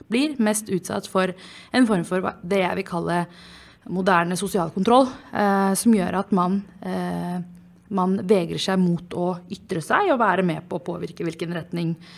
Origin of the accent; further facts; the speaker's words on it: Oslo, Norway; Jeg er oppvokst i Groruddalen